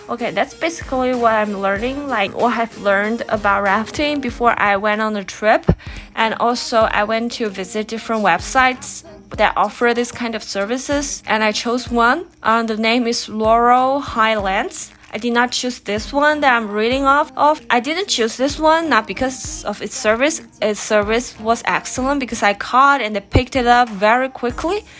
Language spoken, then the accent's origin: English; China; English is a second language; now in Pittsburgh, United States; back in China where I grew up.